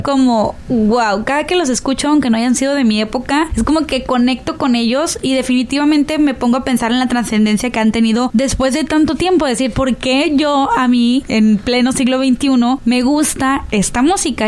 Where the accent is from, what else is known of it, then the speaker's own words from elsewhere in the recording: Sinaloa, Mexico; nosotros como sinaloenses